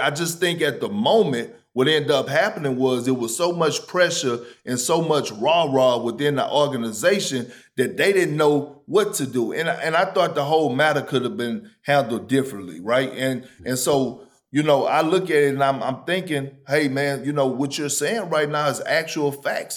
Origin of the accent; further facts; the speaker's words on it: Beaumont, Texas, United States; I'm from Beaumont, but it's called the Golden Triangle